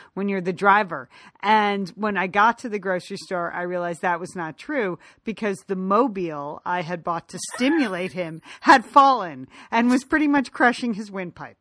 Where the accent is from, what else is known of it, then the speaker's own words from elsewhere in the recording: United States; moved away as an adult; now in Los Angeles, United States; we grew up right outside of New York